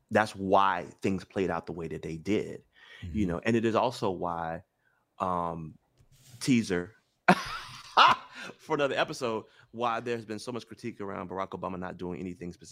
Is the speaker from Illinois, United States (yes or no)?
no; Memphis, Tennessee, United States; I'm from Memphis. I'm the first generation in my family born with all my rights.